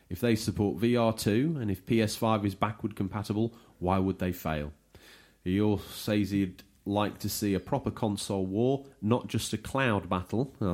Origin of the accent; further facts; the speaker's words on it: Brisbane, Queensland, Australia; I'm from Brisbane, mate. Brisbane.